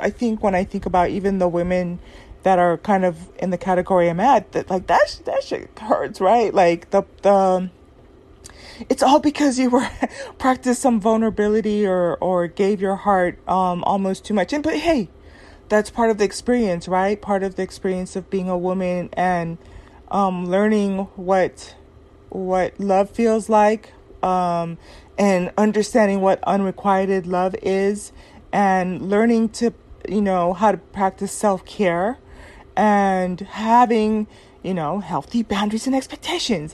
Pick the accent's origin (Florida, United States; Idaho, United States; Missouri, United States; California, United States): California, United States; Southern; my experience growing up in Southern California